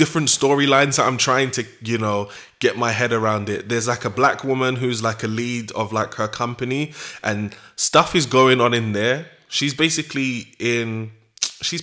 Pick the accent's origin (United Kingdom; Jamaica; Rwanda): Jamaica; as a Jamaican